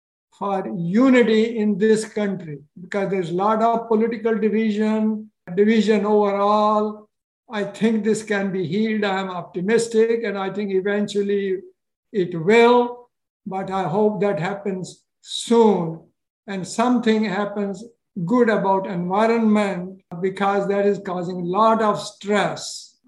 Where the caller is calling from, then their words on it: Massachusetts, United States; I am calling from Massachusetts, okay. 45 miles west of Boston.